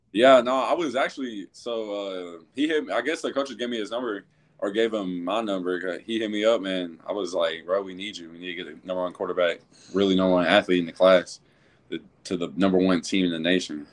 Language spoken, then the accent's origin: English; Louisville, Kentucky, United States; now in Cartersville, United States; I actually grew up mostly in, uh, Louisville, Kentucky. That's actually my hometown.